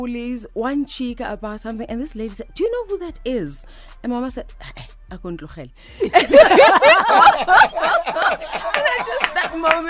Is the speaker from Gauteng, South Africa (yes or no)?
yes; Soweto, Gauteng, South Africa; Rockville, Soweto was absolutely beautiful for me. Rockville, Soweto meant lots of mothers, lots of daddies, lots of siblings that were not necessarily born of my mother.